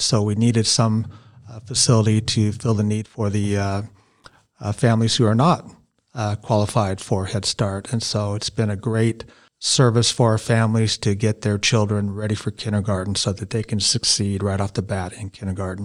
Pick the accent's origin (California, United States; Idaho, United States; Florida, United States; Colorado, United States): Idaho, United States; Boise; now in Marsing, United States; I'm from Boise.